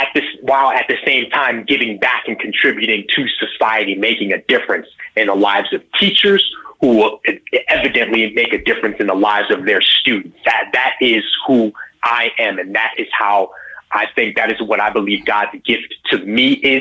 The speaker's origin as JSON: {"language": "English", "region": "New York", "country": "United States", "tie": "born or raised there", "said": "I grew up in New York, and my father, raising us in the church, he was a musician."}